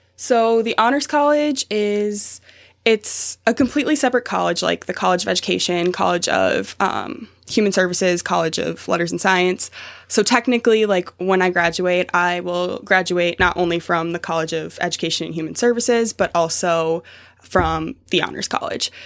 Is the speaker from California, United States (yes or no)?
no; Savage, Minnesota, United States; moved away as an adult; I'm from Minnesota